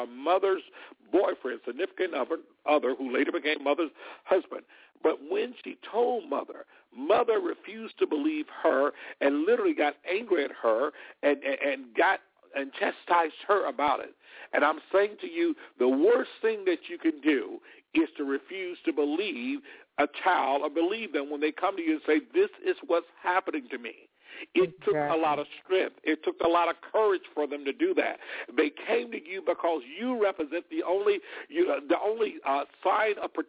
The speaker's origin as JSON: {"language": "English", "region": "Alabama", "country": "United States", "tie": "born or raised there", "moved": "yes", "said": "Alabama near my hometown here"}